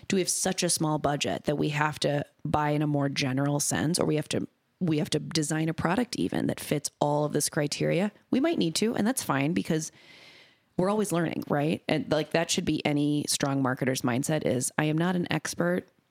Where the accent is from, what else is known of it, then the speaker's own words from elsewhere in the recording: Minnesota, United States; born and raised in Minnesota